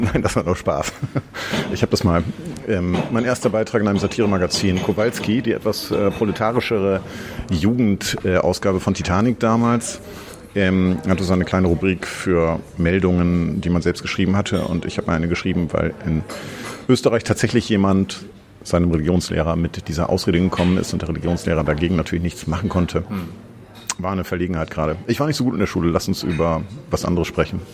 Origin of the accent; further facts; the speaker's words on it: Osnabrück, Lower Saxony, Germany; also born or lived in Vienna; now in Berlin, Germany; Ich komme aus ähm, einer kleinen Stadt in Westdeutschland, Osnabrück.